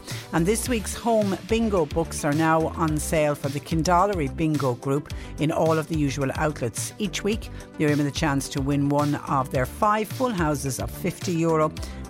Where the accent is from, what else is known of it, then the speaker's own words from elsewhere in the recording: Clonmel, Munster, Ireland; I know Clonmel because obviously I'm from Clonmel.